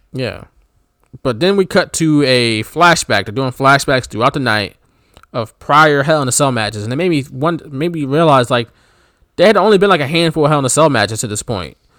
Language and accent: English; Philadelphia, Pennsylvania, United States; we're from Philly